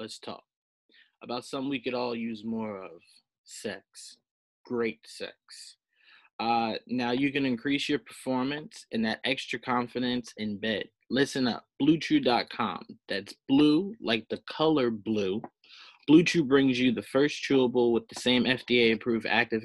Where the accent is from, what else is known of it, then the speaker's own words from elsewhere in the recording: the South, United States; I was born in the South